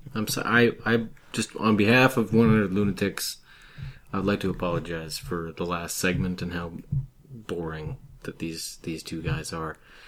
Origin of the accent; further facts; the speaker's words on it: Canada; I'm Canadian.